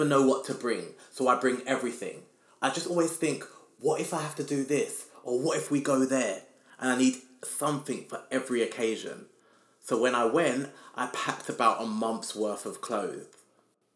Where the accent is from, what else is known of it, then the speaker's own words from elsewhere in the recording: London, United Kingdom; As a Londoner